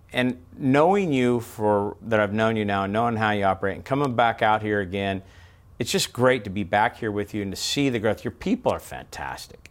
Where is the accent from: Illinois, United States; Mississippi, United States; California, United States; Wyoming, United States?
California, United States; Bakersfield; I'm from California, Bakersfield